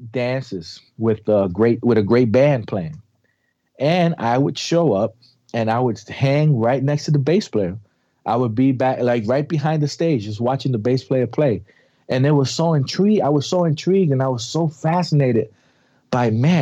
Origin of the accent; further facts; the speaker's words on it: New York City, New York, United States; I was raised in the South Bronx